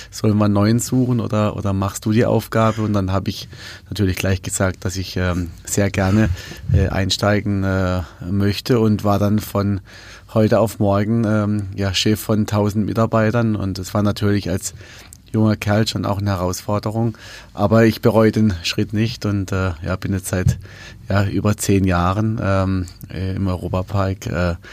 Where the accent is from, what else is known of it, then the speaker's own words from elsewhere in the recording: Rust, Baden-Württemberg, Germany; also born or lived in Switzerland; Wir sind ja im Park groß geworden